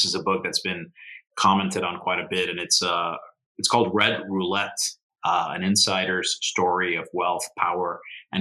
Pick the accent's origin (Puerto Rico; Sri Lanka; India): Puerto Rico; I grew up in Puerto Rico, and Don Quixote was part of the curriculum.